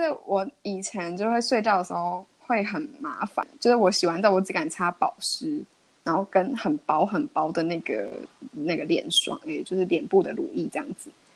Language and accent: Chinese; Miaoli County, Taiwan; moved away as an adult; also born or lived in Netherlands; 因为我是在那个苗栗嘛